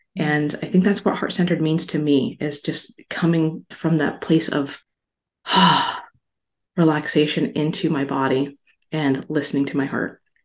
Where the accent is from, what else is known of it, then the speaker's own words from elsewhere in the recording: Las Vegas, Nevada, United States; also born or lived in Hawaii; I grew up in Las Vegas. I'm from Hawaii originally.